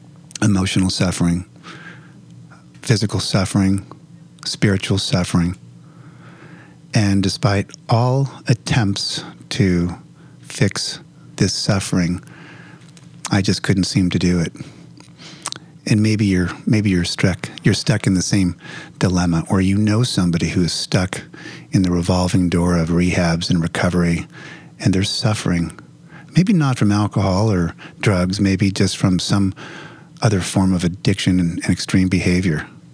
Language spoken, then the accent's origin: English; Los Angeles, California, United States; I'm from the Los Angeles area.